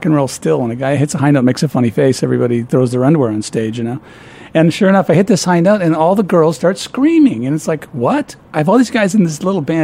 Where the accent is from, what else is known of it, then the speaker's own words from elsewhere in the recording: Peoria, Illinois, United States; moved away as an adult; also born or lived in Dunlap, Illinois / Ohio; I was born in Peoria, Illinois.